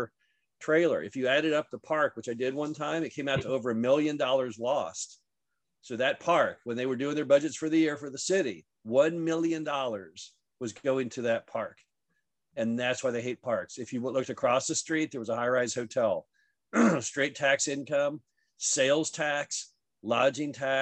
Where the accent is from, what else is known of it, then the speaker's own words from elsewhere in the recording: Dallas, Texas, United States; moved away; also born or lived in Stanford; I grew up in Dallas, went to Stanford